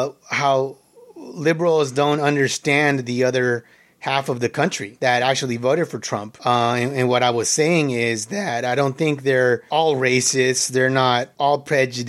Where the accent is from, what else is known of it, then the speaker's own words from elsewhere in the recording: California, United States; we're all from California